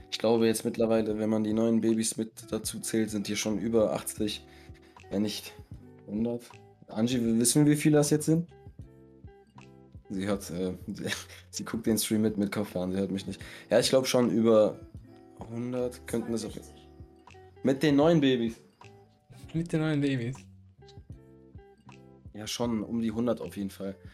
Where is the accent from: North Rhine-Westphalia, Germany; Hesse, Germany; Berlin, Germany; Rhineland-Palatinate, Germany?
North Rhine-Westphalia, Germany; Essen; Ich komme aus NRW, Essen, und lebe seit 2005 in Deutschland